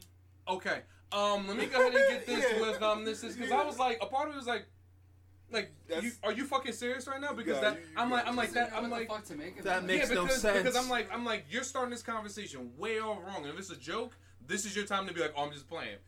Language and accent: English; New York, United States; accent: New York; They could smell the New Yorker on me